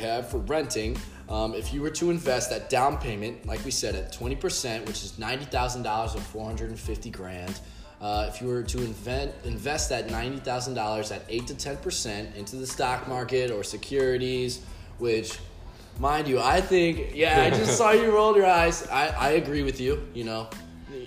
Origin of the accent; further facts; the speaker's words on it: St. Louis, Missouri, United States; now in South Florida, United States; I'm also from St. Louis